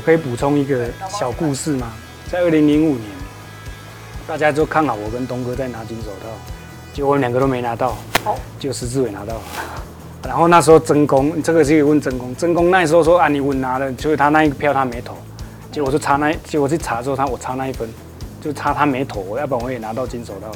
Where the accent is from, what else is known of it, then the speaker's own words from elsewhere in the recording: Taichung, Taiwan; 因为其实我是台中的